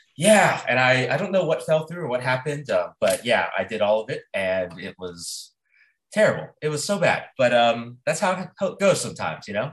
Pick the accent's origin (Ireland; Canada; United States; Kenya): United States; also born or lived in South Carolina / Mississippi; I grew up in South Carolina, Mississippi